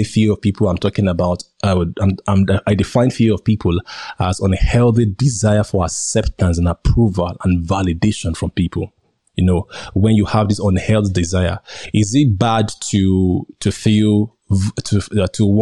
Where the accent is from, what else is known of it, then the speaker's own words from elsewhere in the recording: Nigeria; accent: local; As you can see, I'm a Nigerian.